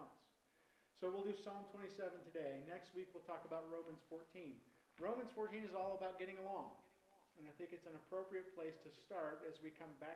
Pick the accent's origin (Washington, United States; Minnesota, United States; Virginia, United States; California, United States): Virginia, United States; I grew up in Virginia